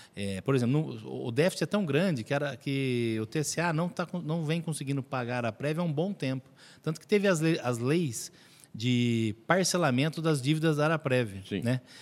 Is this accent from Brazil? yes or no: yes; Mogi Mirim, São Paulo, Brazil; now in Araras, Brazil; Eu sou nascido em Mojimirim